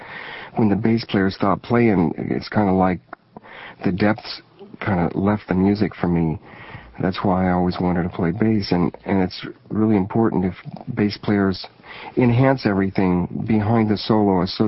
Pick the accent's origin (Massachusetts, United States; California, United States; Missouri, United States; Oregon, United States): Missouri, United States; Springfield; also born or lived in Shenandoah, Iowa; Where I was born in Shenandoah, Iowa, we were on a radio station there called KMA. It's still there. And my dad moved our family to Springfield, Missouri, in the Ozark Mountains